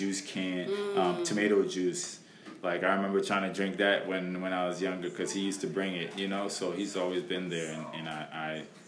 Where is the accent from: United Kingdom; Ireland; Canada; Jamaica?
Jamaica; also born or lived in Valley Stream, New York; now in United States; I am from the Caribbean, Jamaica, West Indies. That's where I was born and raised